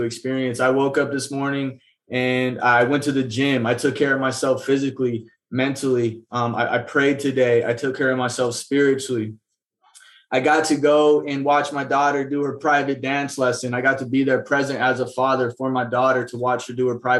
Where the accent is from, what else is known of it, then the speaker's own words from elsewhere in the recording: Phoenix, Arizona, United States; I was born right here in Phoenix, Arizona, more specifically the Maryvale area.